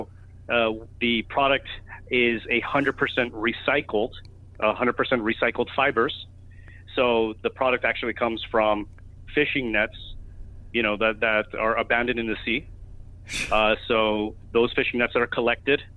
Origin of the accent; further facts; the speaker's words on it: Miami, Florida, United States; moved away as an adult; also born or lived in New York; I was born and raised in Miami